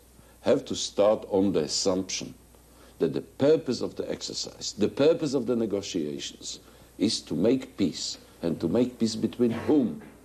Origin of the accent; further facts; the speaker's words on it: Jerusalem, Jerusalem District, Israel; I was born here in Jerusalem.